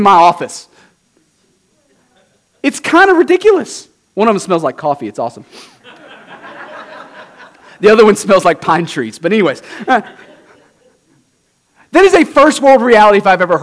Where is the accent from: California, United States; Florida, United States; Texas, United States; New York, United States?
Texas, United States; Southeast; moved away; I'm from Southeast Texas